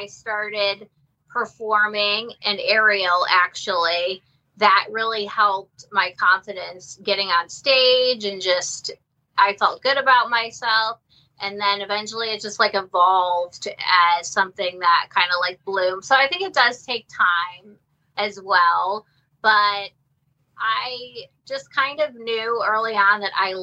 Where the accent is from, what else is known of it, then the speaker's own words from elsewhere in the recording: Ohio, United States; I'm from Ohio and I went to Akron University